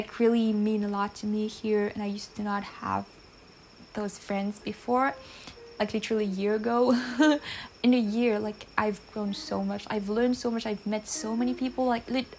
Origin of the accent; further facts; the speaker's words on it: Réunion; English is a second language; I am from Reunion Island, which is a French island, and I've been living here for like basically my whole life, but not technically